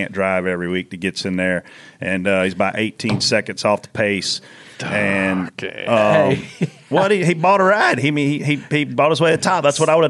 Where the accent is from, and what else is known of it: Pageland, South Carolina, United States; born or raised there; also born or lived in Lancaster, South Carolina